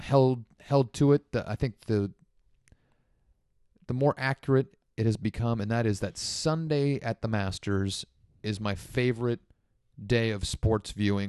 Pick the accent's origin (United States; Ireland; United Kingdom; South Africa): South Africa; Hey, I'm from South Africa. I didn't understand.